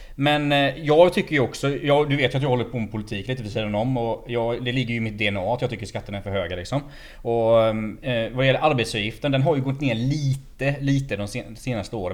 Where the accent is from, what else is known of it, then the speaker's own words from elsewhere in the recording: Småland, Sweden; Jag är ju smålänning